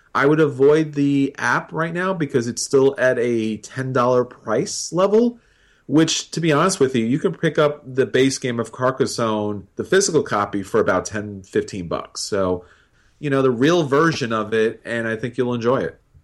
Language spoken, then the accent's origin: English; New York, United States; being a New Yorker